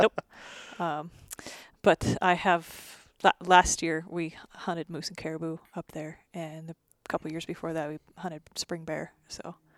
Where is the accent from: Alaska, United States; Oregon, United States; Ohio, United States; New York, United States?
Oregon, United States; Growing up in Oregon, you had Rocky Mountain elk and Roosevelt elk